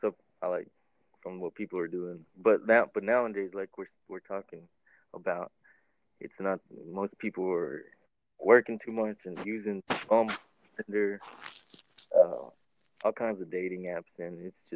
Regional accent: Midland, Texas, United States; I'm from Midland, Texas.

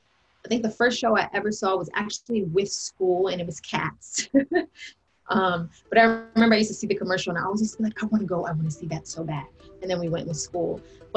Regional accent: New York City, New York, United States; I was born in Queens, New York, Jamaica, Queens.

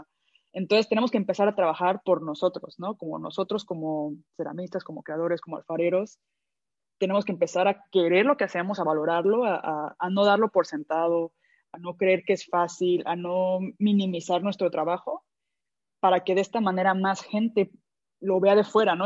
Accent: Mexico; yo soy de México

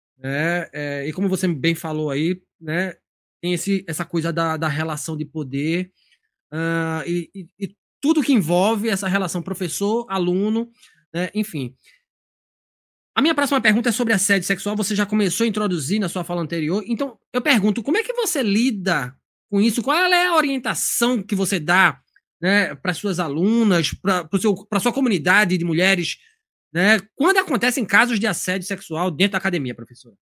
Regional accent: Recife, Pernambuco, Brazil; now in Joinville, Brazil; Eu sou do Recife

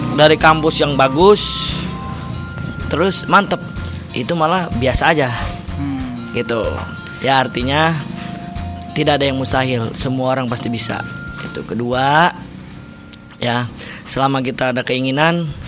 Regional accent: Bekasi, West Java, Indonesia; bahasa saya, orang Bekasi

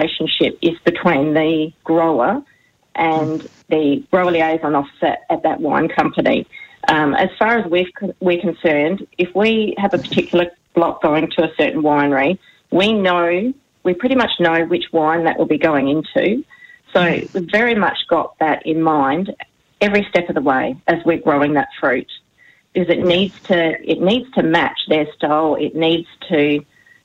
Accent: Barossa, South Australia, Australia; both Stuart and I have been born and raised in the Barossa, and for generations, both of our families have grown grapes

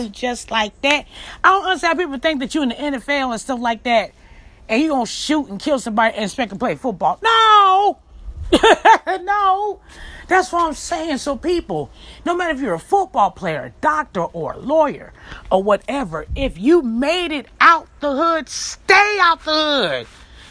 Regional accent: Chicago, Illinois, United States; I'm from Chicago, Illinois

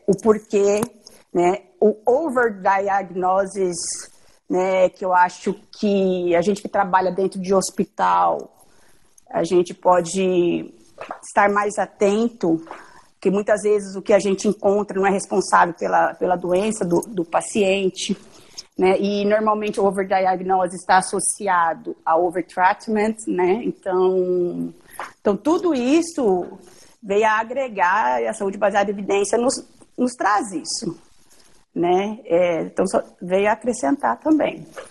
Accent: Dourados, Mato Grosso do Sul, Brazil; also born or lived in Santa Catarina; eu vim, fiquei no Mato Grosso do Sul, várias cidades, e terminei meu ensino médio em Dourados, Mato Grosso do Sul

